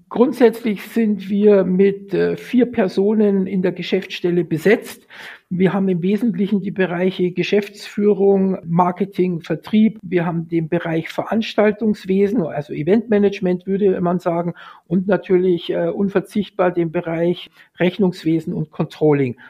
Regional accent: Munich, Bavaria, Germany; bin gebürtiger Münchner

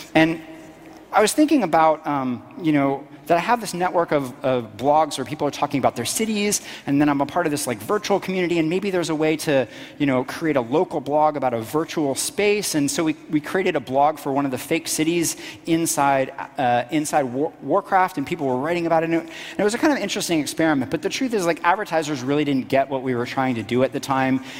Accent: Florida, United States; also born or lived in Washington, D.C.; when I was very young, we moved to this tiny little middle of nowhere town in Florida.

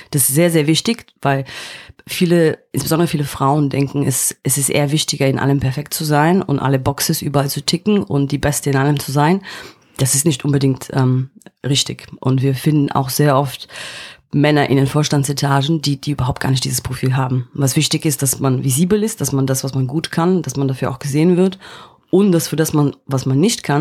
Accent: East Berlin, Berlin, Germany; moved away as an adult; now in London, United Kingdom; Ich bin in Ostberlin aufgewachsen, habe dann ähm, ein Studium in London gemacht und bin dann auch in London hängen geblieben

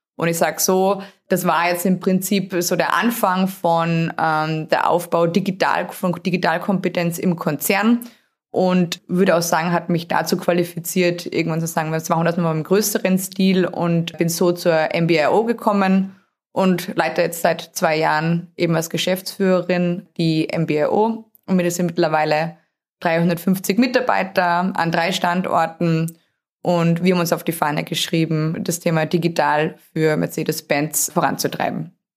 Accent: Austria; accent: Austrian; moved away as an adult; also born or lived in Steyr, Austria; Ich habe einen relativ starken Akzent. Der kommt dadurch, dass ich in Österreich geboren wurde, habe dort auch studiert

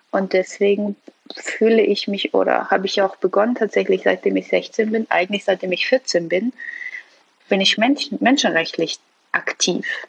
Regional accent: Hamburg, Germany; also born or lived in Iran; es hier schon meine Heimat ist. Also ich habe Heimatsgefühle. Immer wenn ich aus Deutschland ausreise, Urlaub mache, wie auch immer und zurückkomme, habe ich das Gefühl, ich bin wieder zu Hause, insbesondere Hamburg.

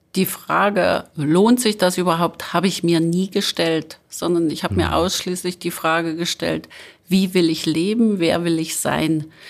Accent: Apolda, Thuringia, Germany; ich bin in Apolda aufgewachsen

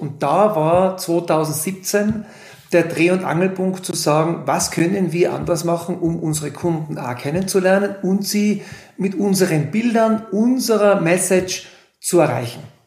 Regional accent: Innsbruck area, Tyrol, Austria; moved away as an adult; now in Kleinwalsertal, Austria; Man hört es am Dialekt. Ich komme aus Tirol, aus dem Großraum Innsbruck

